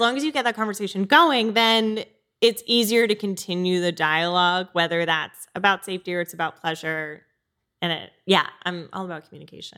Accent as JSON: {"language": "English", "region": "Connecticut", "country": "United States", "tie": "born or raised there", "said": "I grew up in Connecticut"}